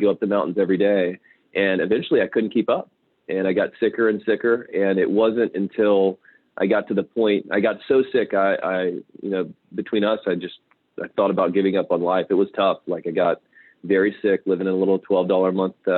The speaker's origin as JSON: {"language": "English", "region": "Louisiana", "country": "United States", "tie": "born or raised there", "said": "Growing up in Louisiana, I spent a lot of time in the swamps, and so I grew up eating a lot of crawfish."}